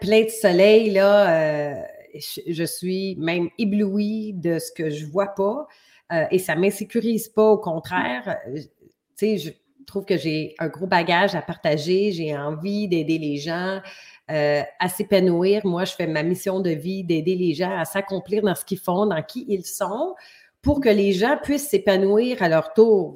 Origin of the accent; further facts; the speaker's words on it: Montreal, Quebec, Canada; moved away as an adult; now in Ontario, Canada; je viens de la région Montréal parce que maintenant j'habite en Ontario